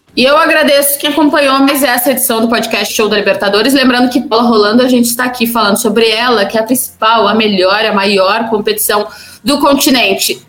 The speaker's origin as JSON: {"language": "Portuguese", "region": "Rio Grande do Sul", "country": "Brazil", "said": "eu sou gaúcha"}